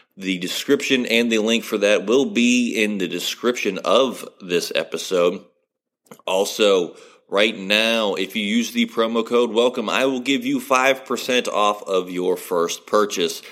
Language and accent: English; West Virginia, United States; I grew up in West Virginia